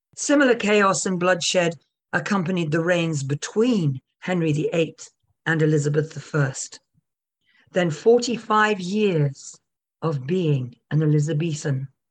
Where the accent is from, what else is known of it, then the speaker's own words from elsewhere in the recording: United Kingdom; We are British